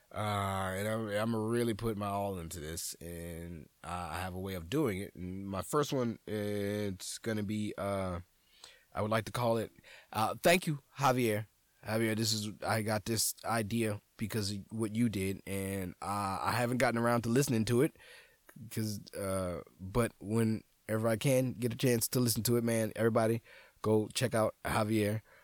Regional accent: New Orleans, Louisiana, United States; moved away; I'm a nigga from New Orleans

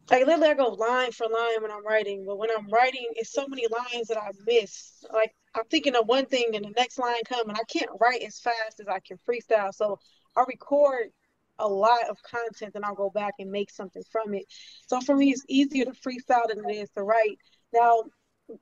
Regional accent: Harvey, Illinois, United States; now in San Antonio, United States; I was born in Harvey, Illinois, like 15 minutes away from Chicago

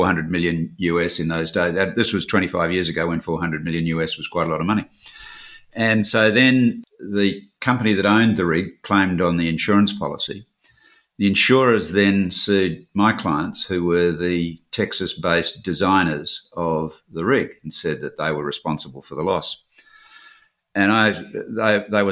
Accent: Perth, Western Australia, Australia; growing up in Western Australia

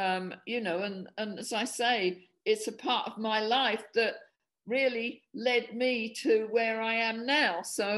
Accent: Medway Towns, South East England, United Kingdom; I'm a student from Medway Towns.

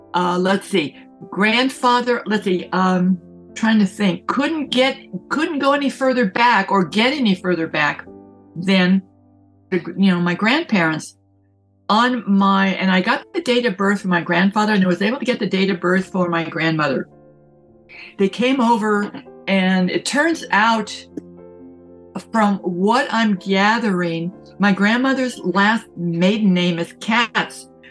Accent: San Francisco, California, United States; I grew up in San Francisco

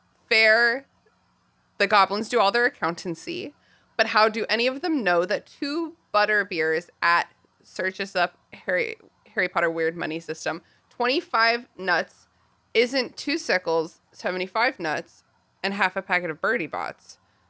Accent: England, United Kingdom; Maybe it's because I'm an English person, but I do feel like I could at least teach my kids to read, even though I'm not an educator.

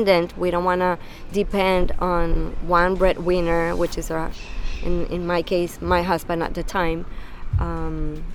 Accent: Venezuela; moved away as an adult; also born or lived in New York; now in United States; Venezuela, I'm born and raised in Venezuela

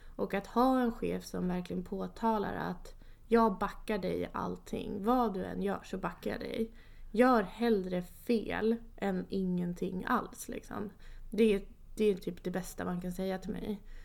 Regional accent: Enköping, Uppsala County, Sweden; also born or lived in Kristianstad; Jag är född och uppvuxen i Enköping.

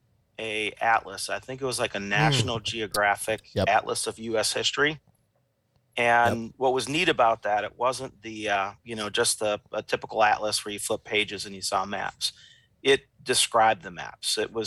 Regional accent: Finger Lakes region, New York, United States; also born or lived in Amsterdam, New York; I grew up near the Finger Lakes region in New York State.

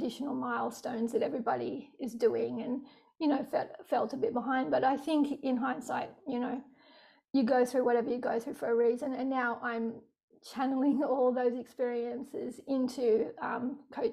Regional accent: Sydney, New South Wales, Australia; I grew up in Sydney, born in Rockdale

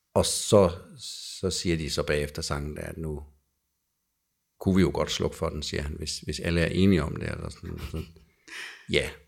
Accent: Jutland, Denmark; jeg kommer fra Jylland

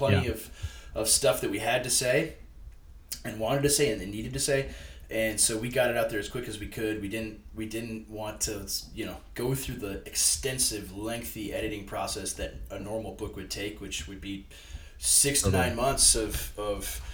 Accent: Waseca, Minnesota, United States; I'm ministering in my hometown of Waseca, Minnesota, and it's where I grew up

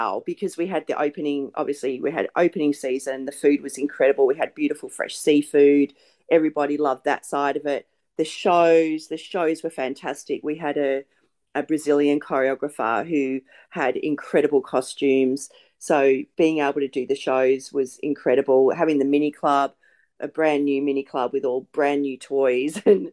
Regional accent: Melbourne, Victoria, Australia; moved away as an adult; now in Sydney, Australia; I'm not even from Sydney. I live here now, but I grew up in Melbourne.

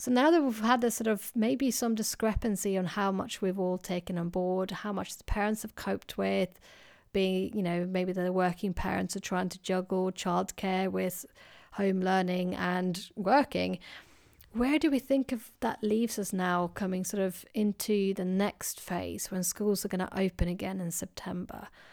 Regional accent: Sweden; now in United Kingdom; as you can hear, I, I come from Sweden

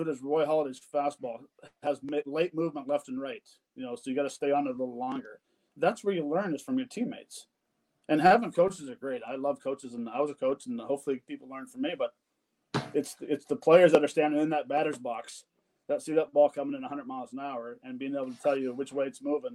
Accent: Canada; I'm Canadian

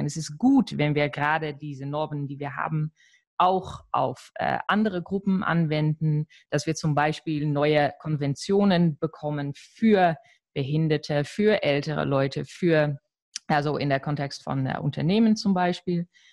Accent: Netherlands; als Niederländerin

